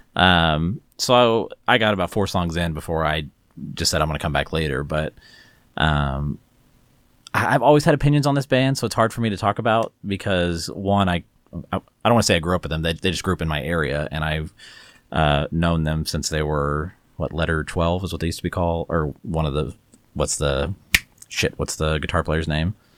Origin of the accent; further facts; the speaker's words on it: Texas, United States; growing up in Texas like we did